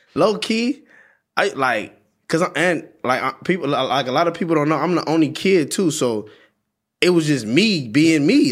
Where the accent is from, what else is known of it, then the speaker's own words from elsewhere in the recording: Compton, California, United States; I'm from Compton